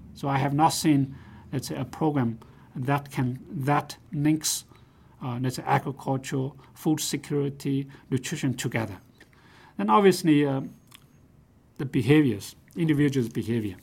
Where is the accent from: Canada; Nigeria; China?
China; moved away; also born or lived in Nanjing; I grew up in China. I was a small farm, um, producer.